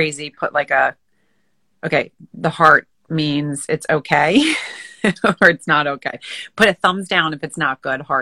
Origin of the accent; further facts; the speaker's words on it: Moorestown, New Jersey, United States; also born or lived in New York City, United States; now in Long Island, New York, United States; I grew up right outside of Philadelphia in New Jersey in a small, very quaint town called Morristown, M-O-O